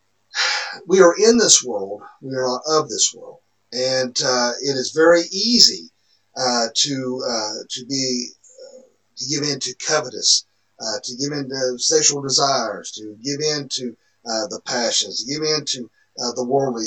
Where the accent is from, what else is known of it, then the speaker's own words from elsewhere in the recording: the Bible Belt, United States; when we grew up here in the Bible Belt